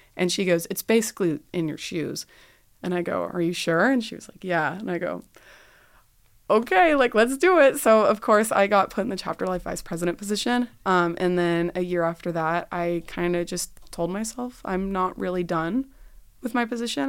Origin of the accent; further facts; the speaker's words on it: Dallas, Texas, United States; moved away; I'm a Dallas native